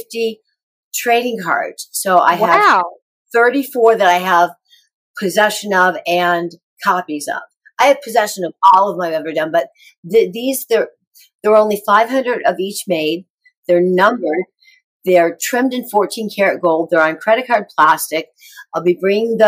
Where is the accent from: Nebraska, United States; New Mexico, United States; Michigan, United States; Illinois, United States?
Illinois, United States; Rockford; moved away; I'm going back to Rockford, Illinois, my hometown.